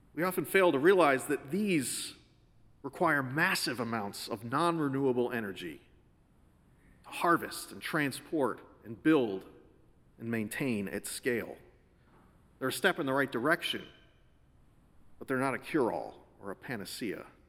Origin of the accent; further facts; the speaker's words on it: Connecticut, United States; Growing up in Connecticut, we'd all heard the stories